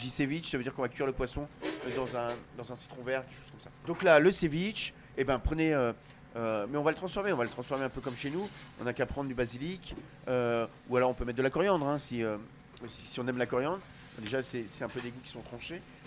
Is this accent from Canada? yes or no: no; Brittany, France; Je suis breton